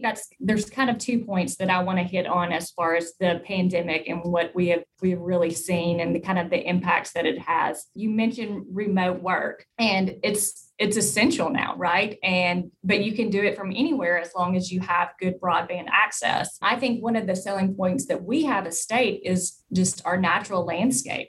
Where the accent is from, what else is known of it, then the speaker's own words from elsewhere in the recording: DeWitt, Arkansas, United States; also born or lived in Jonesboro, Arkansas; I was born and raised in DeWitt, Arkansas, which is a very small town in southeast Arkansas